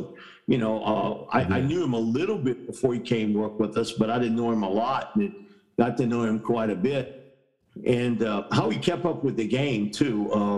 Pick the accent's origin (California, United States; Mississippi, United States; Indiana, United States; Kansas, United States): Indiana, United States; You see, you know, growing up in Indiana, you know, it's cold in the wintertime.